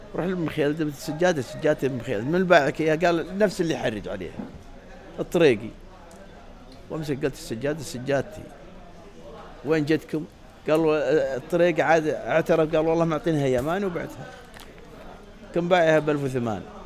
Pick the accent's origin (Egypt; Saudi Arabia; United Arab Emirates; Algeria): Saudi Arabia; عندنا في السعوديه